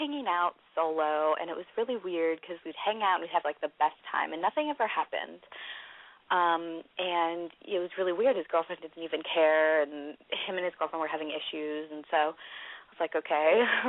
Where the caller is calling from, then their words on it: California, United States; I am from the Bay Area, and I'm 21.